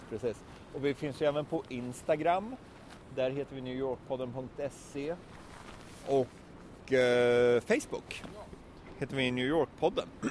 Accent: Sweden; som svensk har man ju … i blodet

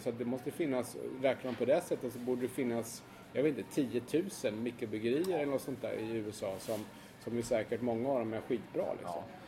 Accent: Sweden; jag är svensk journalist

